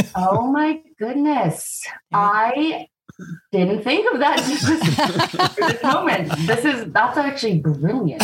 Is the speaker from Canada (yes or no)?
yes; Vancouver, British Columbia, Canada; also born or lived in Toronto; we moved here when I was a kid